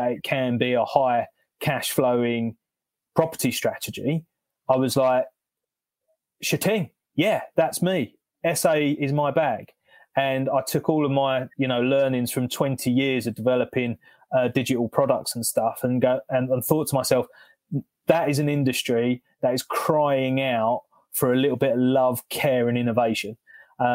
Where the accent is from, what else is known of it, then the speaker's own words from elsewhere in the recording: London, United Kingdom; moved away as an adult; now in North Hertfordshire, United Kingdom; I'm originally from South London. Now we're in North Betts, rural North Betts